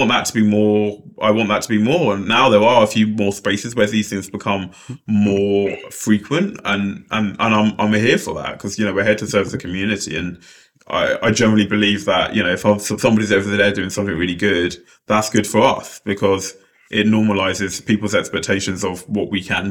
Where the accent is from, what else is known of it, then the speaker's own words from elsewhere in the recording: London, United Kingdom; I grew up in Lewisham Borough